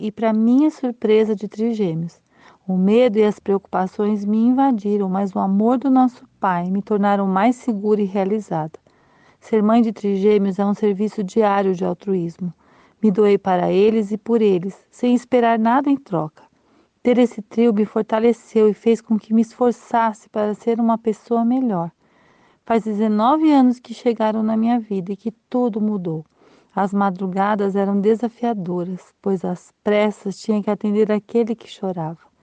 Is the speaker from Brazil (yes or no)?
yes; São Paulo, Brazil; now in Curitiba, Brazil; sou de São Paulo e moro em Curitiba